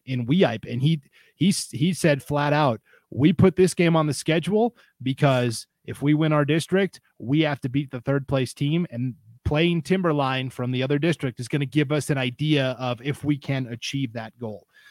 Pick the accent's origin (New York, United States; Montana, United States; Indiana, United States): Montana, United States; in Montana, my home state